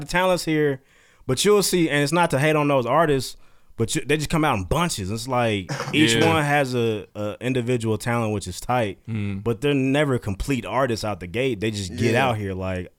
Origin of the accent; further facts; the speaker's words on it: Calumet City, Illinois, United States; moved away; I'm not from here. I get what you're saying. Where are you from? Calumet City is outside Chicago.